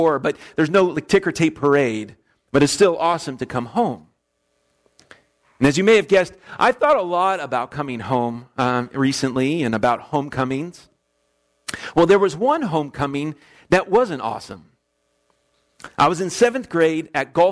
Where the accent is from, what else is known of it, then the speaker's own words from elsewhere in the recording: West Palm Beach, Florida, United States; moved away as an adult; also born or lived in Orlando, Florida; now in Kansas, United States; my hometown of West Palm Beach.